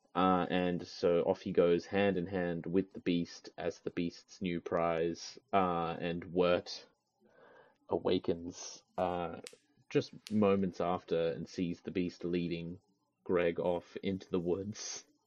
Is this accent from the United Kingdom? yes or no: no; Australia; I'm an Australian